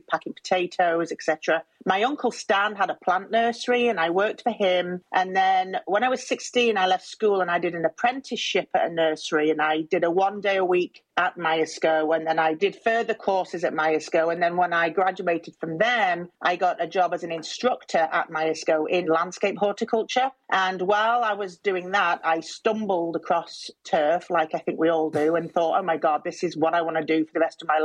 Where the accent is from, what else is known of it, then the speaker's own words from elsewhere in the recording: Scarisbrick, North West England, United Kingdom; moved away as an adult; now in United States; I was brought up in Skaysbrick